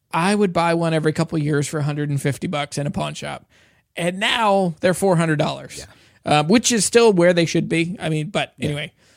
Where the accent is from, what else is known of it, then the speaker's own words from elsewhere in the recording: Shenandoah Valley, Virginia, United States; also born or lived in Louisiana; I grew up in the Shenandoah Valley um, and grew up around bluegrass guitars